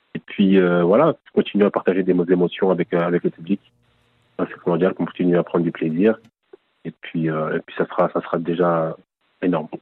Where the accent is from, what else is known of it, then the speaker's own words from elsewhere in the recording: Paris region, Île-de-France, France; also born or lived in Congo (parents' country); now in Nancy, France; je suis parti de Nancy à l'âge de 9 ans avec mes parents en région parisienne.